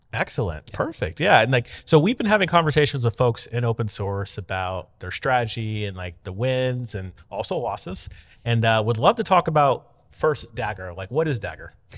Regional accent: Tampa, Florida, United States; Tampa, Florida, where my hometown

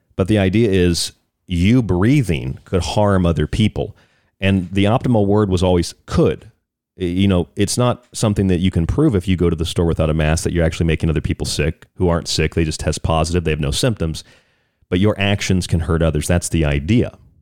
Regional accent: Florida, United States; I'm from Florida, so I grew up with there, with there are a lot of hurricanes

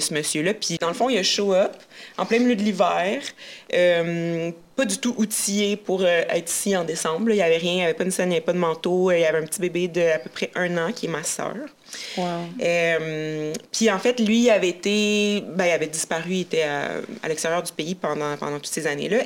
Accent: Abitibi, Quebec, Canada; j'ai grandi en Abitibi

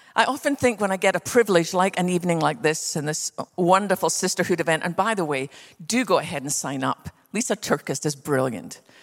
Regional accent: west coast of Scotland, United Kingdom; now in Texas, United States; I was born on the west coast of Scotland.

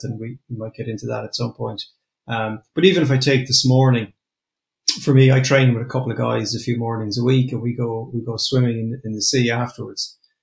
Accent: Limerick, Munster, Ireland; I'm from Limerick

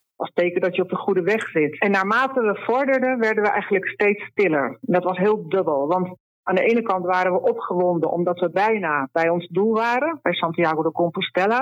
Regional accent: Netherlands; now in Andalusia, Spain; ik heb als kind in Nederland eigenlijk altijd gezeild

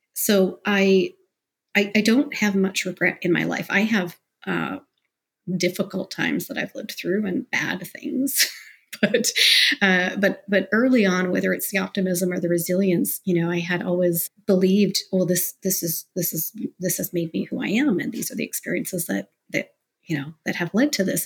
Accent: Mississauga, Ontario, Canada; now in Toronto, Canada; I was born in Toronto. I live in Toronto now, but I grew up in Mississauga

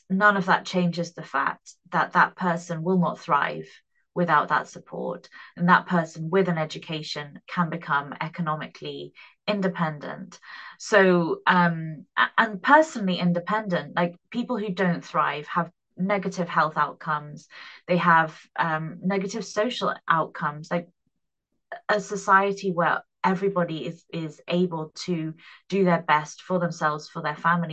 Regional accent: United Kingdom; I am British.

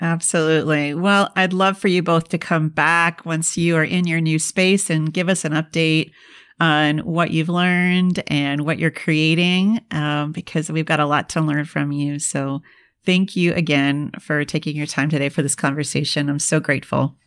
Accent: Minnesota, United States; I'm from the Midwest and I grew up in Minnesota

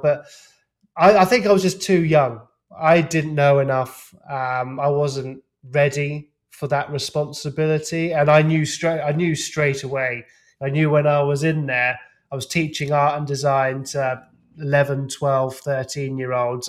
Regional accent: England, United Kingdom; being an English lout

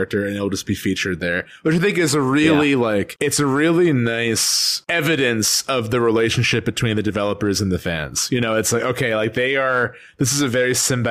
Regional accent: Chicago, Illinois, United States; I'm from Chicago

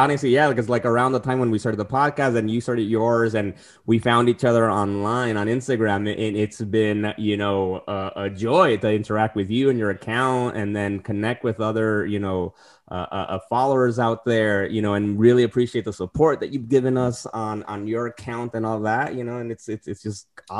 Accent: Tijuana, Baja California, Mexico; also born or lived in San Diego; now in New York, United States; And I'm originally coming from Tijuana and San Diego, so moving across the country, I didn't know anybody here in New York

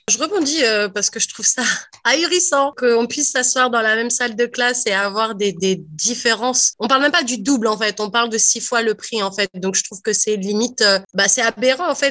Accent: France; moved away as an adult; now in Toronto, Canada; je viens de France et c'est là où j'ai fait mes études

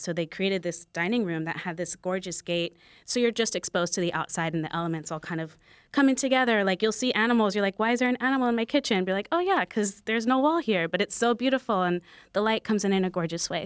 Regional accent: New York, United States; a lot of people that I grew up with in New York

